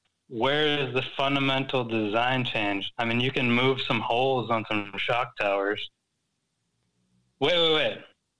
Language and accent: English; United States; now in Sweden; I'm in Sweden, but I'm American.